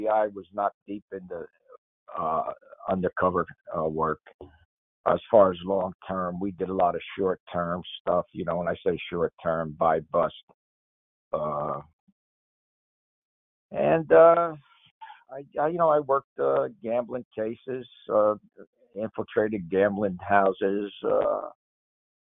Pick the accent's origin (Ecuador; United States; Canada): United States; Paterson, New Jersey; I grew up in Paterson, New Jersey